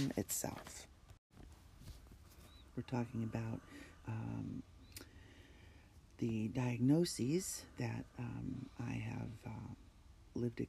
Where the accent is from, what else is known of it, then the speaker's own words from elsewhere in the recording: New York, United States; my home state of New York